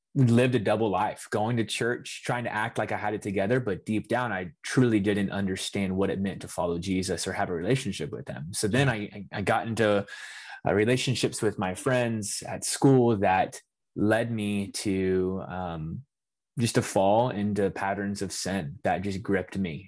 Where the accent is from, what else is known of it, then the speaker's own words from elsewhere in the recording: north of Houston, Texas, United States; I grew up in Texas, north of Houston, about an hour outside of the city